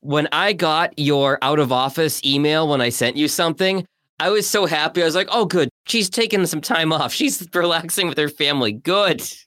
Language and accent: English; Massachusetts, United States; now in Michigan, United States; I grew up in Massachusetts